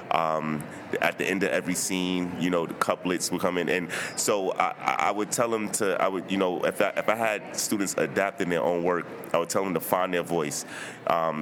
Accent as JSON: {"language": "English", "town": "New York City", "region": "New York", "country": "United States", "said": "I'm from Brooklyn"}